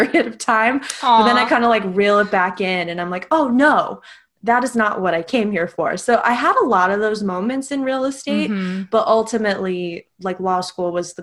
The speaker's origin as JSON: {"language": "English", "region": "Istanbul", "country": "Turkey", "tie": "born or raised there", "also_born_or_lived": "Oregon, United States", "moved": "as an adult", "lives_now": "United States", "said": "I am originally from Istanbul, Turkey. I'm half American. I was born in Oregon, but raised there, been in the States since 2010 when I came here for college."}